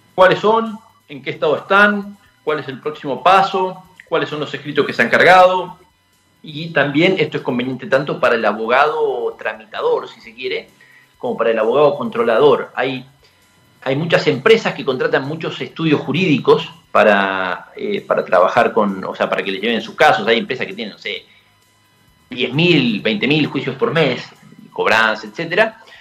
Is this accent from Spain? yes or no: no; San Carlos de Bariloche, Río Negro, Argentina; moved away; yo crecí en Bariloche